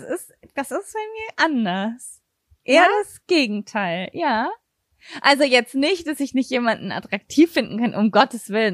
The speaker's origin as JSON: {"language": "German", "region": "Berlin", "country": "Germany", "first_language": "German", "said": "bei uns in Berlin"}